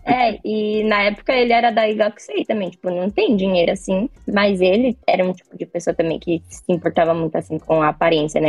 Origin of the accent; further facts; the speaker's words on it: Brazil; now in Japan; eu sou brasileira